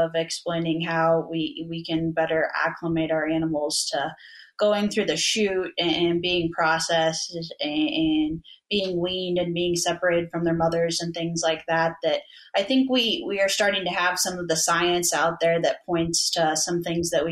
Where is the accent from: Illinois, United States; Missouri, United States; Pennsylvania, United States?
Missouri, United States; growing up in Missouri